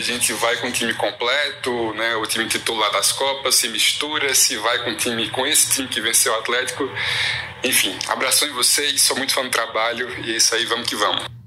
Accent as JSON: {"language": "Portuguese", "town": "Juazeiro do Norte", "region": "Ceará", "country": "Brazil", "said": "sou de Juazeiro do Norte, no Cariri Cearense"}